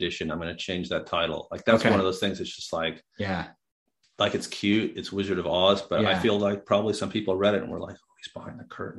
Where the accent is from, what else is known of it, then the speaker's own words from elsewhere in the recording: United States; accent: American; my weird American accent